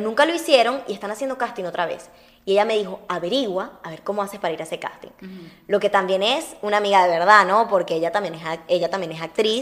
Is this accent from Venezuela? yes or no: yes; Venezuela; moved away; also born or lived in Uruguay; soy una uruguaya criada en Venezuela y amo muchísimo Venezuela